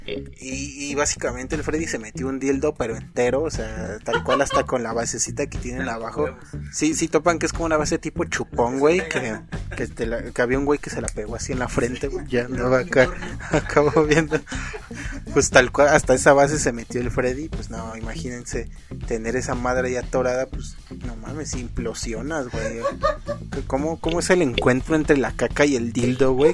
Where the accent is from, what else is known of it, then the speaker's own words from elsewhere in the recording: Mexico; somos mexicanos